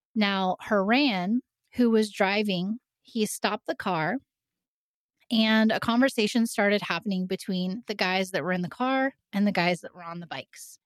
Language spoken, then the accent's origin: English; southeastern Indiana, United States; moved away; I grew up in a really small town in southeastern Indiana